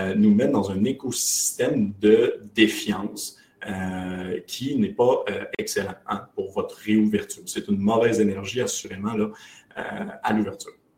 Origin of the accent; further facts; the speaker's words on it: Quebec, Canada; on est québécois. je sais, ça ne paraît pas, j'ai pas beaucoup d'accent